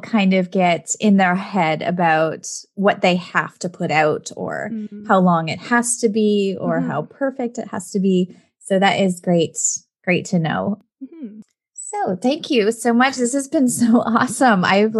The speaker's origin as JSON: {"language": "English", "country": "Canada", "said": "Canadian crossover too, because we are both Canadian, which is fantastic."}